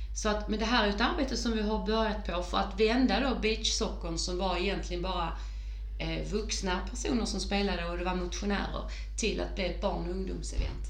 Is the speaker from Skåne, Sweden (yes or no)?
yes; Åhus, Skåne, Sweden; det är min hembygd